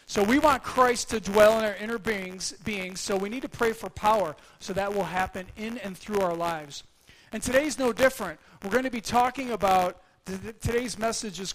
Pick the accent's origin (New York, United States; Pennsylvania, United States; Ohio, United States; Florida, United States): New York, United States; Buffalo; moved away; I hail from Buffalo, New York.